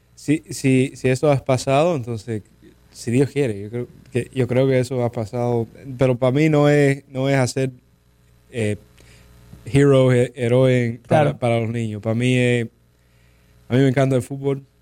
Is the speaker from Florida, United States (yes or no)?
yes; West Palm Beach, Florida, United States; yo fui a high school aquí en West Palm Beach